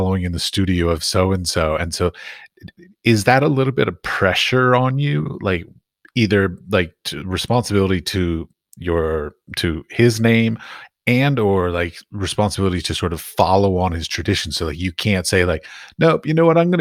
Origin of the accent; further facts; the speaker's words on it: United States; I'm from America